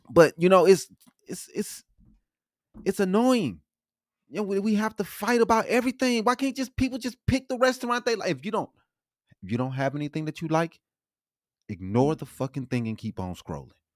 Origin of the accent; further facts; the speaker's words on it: St. Louis, Missouri, United States; I'm from Saint Louis